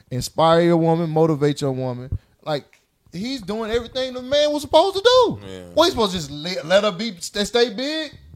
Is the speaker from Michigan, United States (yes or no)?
yes; Detroit, Michigan, United States; I'm from Detroit, man.